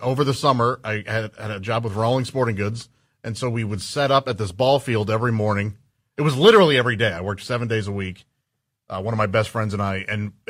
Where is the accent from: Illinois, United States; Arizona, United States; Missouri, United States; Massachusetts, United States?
Missouri, United States; St. Louis; moved away; A place in St. Louis, my hometown.